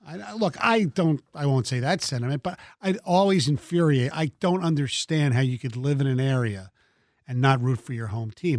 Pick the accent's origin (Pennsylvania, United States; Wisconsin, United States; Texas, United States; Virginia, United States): Pennsylvania, United States; Philadelphia; now in Detroit, United States; I grew up in Philly.